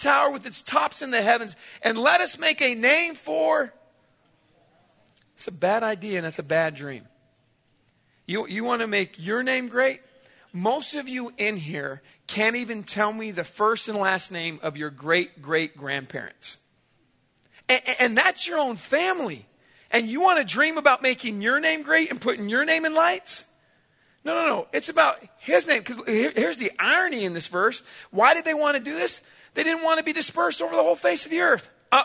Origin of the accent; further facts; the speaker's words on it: San Diego, California, United States; I grew up in San Diego, California.